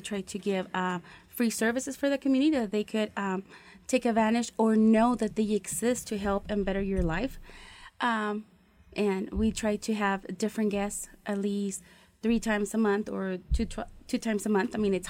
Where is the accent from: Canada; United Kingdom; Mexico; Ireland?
Mexico; Tlaltenango de Sánchez Román, Zacatecas; moved away as an adult; also born or lived in California; now in Idaho, United States; in my town, Tultenango. I'm from Zacatecas. Well, I'm from California, but raised in Zacatecas.